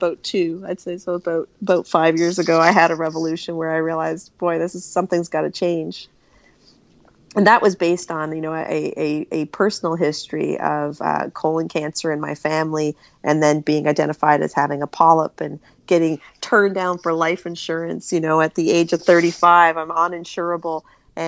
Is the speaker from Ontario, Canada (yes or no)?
no; Newfoundland and Labrador, Canada; now in Halifax, Canada; I grew up in Newfoundland